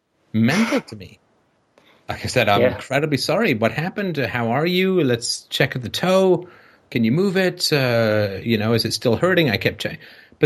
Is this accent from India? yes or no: no; Ireland; You son of a bitch, don't you know I'm Irish?